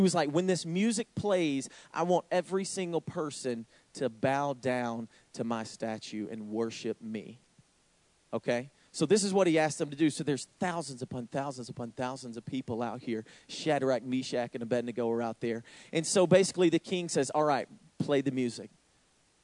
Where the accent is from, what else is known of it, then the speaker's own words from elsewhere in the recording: Georgia, United States; now in Wisconsin, United States; I'm from Georgia